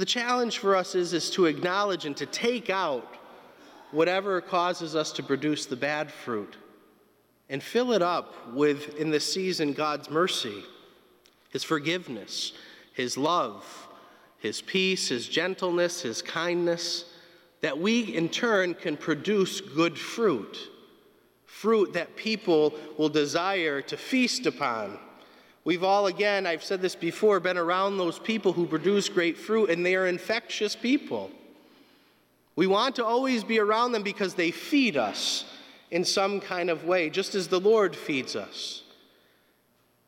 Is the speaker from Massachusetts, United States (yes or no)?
yes; North Adams, Massachusetts, United States; Growing up in North Adams, we were surrounded by trees and beautiful landscapes in the mountains.